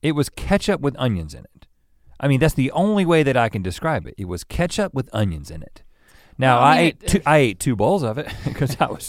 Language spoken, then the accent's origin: English; Los Angeles, California, United States; Now, again, we're from Los Angeles. We know what a freaking tortilla chip is.